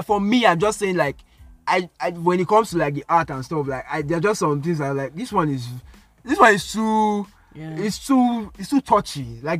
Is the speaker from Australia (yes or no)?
no; Nigeria; I'm Nigerian